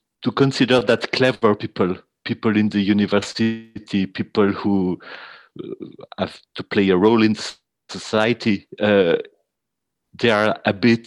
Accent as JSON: {"language": "English", "country": "Switzerland", "said": "I'm from Switzerland"}